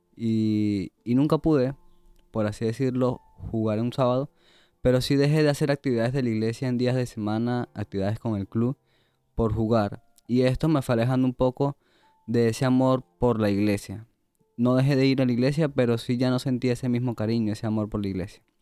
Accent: Venezuela; moved away; soy de Venezuela

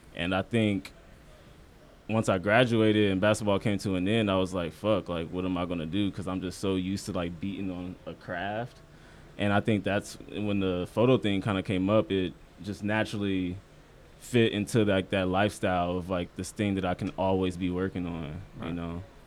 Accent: Omaha, Nebraska, United States; moved away as an adult; also born or lived in Iowa; now in New York, United States; I'm from Omaha, Nebraska.

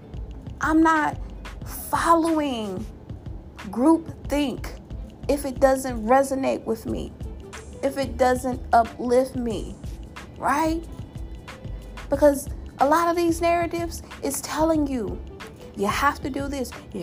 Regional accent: Louisiana, United States; my home state, that boot state, the Mardi Gras state, the gumbo state, the pecan candy state, my home state of Louisiana

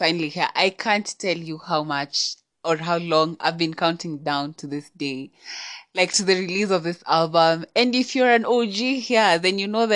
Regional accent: Kenya; I'm Kenyan, yeah, I'm Kenyan

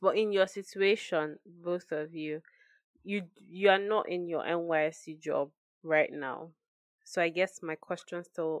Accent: Nigeria; But it's almost like you finish as a Nigerian and then you're just thrown into the job market

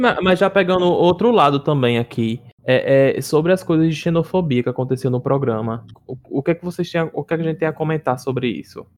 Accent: Northeast Brazil, Brazil

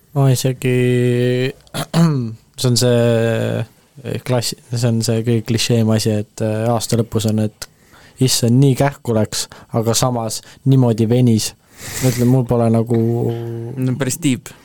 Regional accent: Estonia; ma olen eestlane

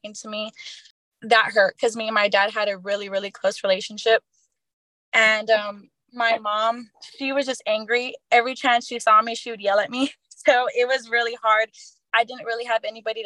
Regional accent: Poteet, Texas, United States; I grew up in Poteet, you know, where the Strawberry Festival is

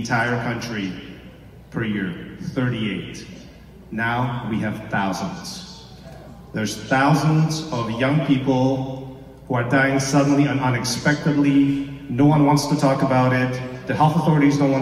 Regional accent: Toronto, Ontario, Canada; born or raised there; also born or lived in Czechoslovakia / Yugoslavia; now in British Columbia, Canada

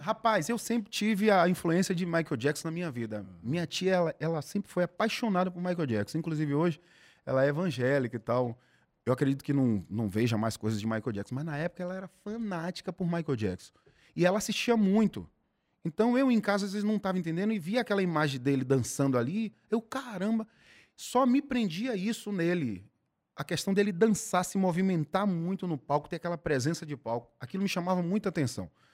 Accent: Salvador, Bahia, Brazil; eu fui nascido e criado em Piripiri, que é o subúrbio ferroviário aqui de Salvador

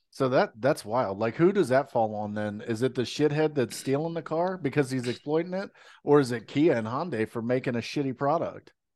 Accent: United States; we're American

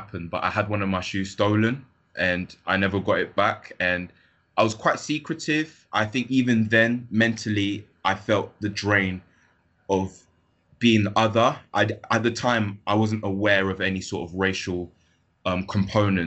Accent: London, United Kingdom; I grew up in London.

